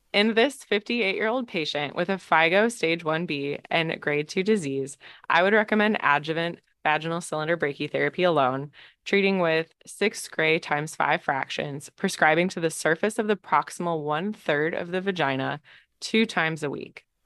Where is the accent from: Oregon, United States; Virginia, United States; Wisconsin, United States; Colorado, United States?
Wisconsin, United States; Green Bay; moved away as an adult; also born or lived in Michigan / Madison, Wisconsin; now in Stanford, United States; from Green Bay, Wisconsin originally